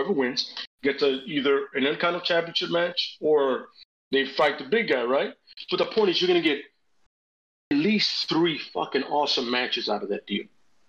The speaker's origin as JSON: {"language": "English", "region": "Ohio", "country": "United States", "said": "I'm from Ohio. I've never been here before."}